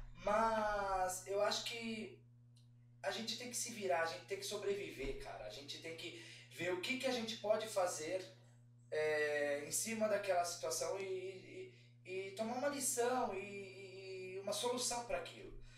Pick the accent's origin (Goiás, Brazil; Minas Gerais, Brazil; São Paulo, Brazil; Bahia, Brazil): São Paulo, Brazil; Eu sou de São Paulo, Sim. da Zona Leste, eu moro na Moca. É, eu cresci na, no bairro Arthur Alvim